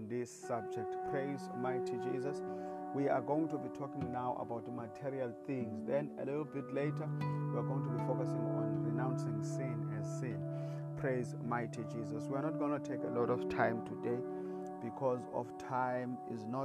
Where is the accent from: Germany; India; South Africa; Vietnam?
South Africa; I come from South Africa